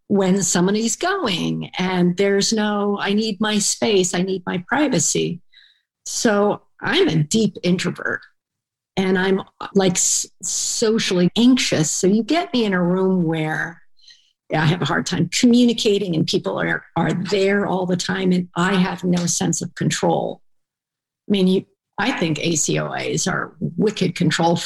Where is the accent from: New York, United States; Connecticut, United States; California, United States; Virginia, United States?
Connecticut, United States; Vernon; moved away as an adult; also born or lived in Iran; growing up in Vernon, Connecticut